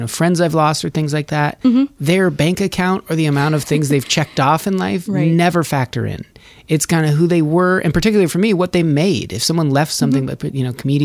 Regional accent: Nevada, United States; I'm from Nevada

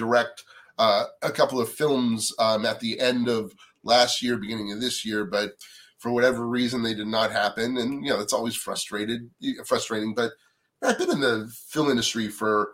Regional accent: Natick, Massachusetts, United States; moved away as an adult; I grew up on the East Coast in a town called Natick, Massachusetts

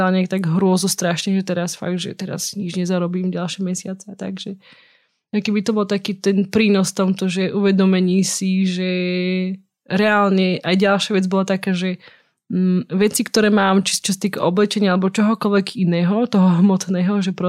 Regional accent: eastern Slovakia, Slovakia; accent: East Slovak; Inak hovorím aspoň trošku po východniarsky.

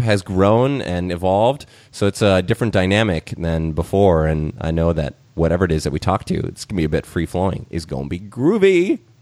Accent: Minnesota, United States; as a Minnesotan

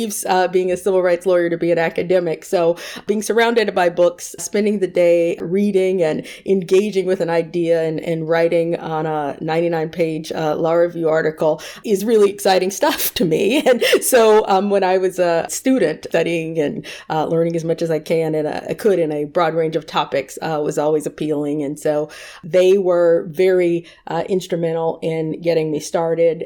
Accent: Raleigh, North Carolina, United States; moved away as an adult; now in Los Angeles, United States; I grew up in Raleigh, North Carolina

